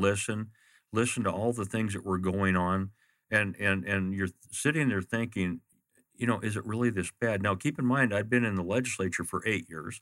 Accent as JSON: {"language": "English", "town": "Glendale", "region": "Arizona", "country": "United States", "tie": "born or raised there", "said": "I grew up in Maryville. I, I lived in a John F. Long home at, uh, Osborne and Fifty-First Avenue"}